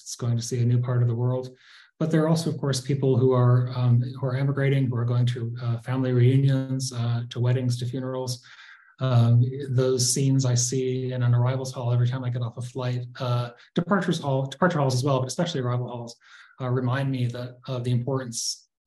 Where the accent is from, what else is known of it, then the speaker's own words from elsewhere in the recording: Pittsfield, Massachusetts, United States; moved away; Pittsfield, my hometown